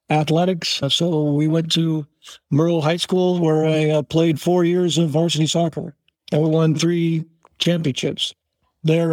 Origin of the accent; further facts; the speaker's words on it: Oakland, California, United States; also born or lived in San Leandro, California / Hayward, California; now in Castro Valley, United States; Born and raised in the city of Oakland